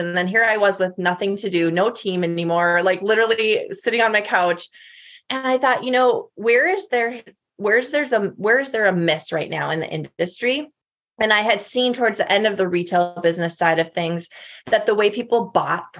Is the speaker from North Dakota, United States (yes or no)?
yes; North Dakota, United States; moved away as an adult; now in Nashville, United States; born and raised in North Dakota